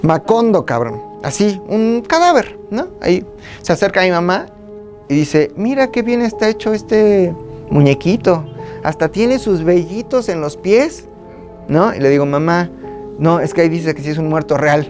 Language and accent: Spanish; State of Mexico, Mexico; also born or lived in Metepec; En el Estado de México nací. Yo soy de Zacasonalpan, donde nací.